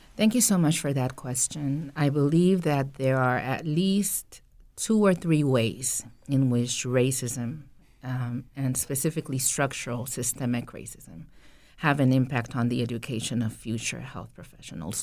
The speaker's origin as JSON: {"language": "English", "country": "Costa Rica", "tie": "born or raised there", "moved": "yes", "said": "I was born in Costa Rica, country in Central America."}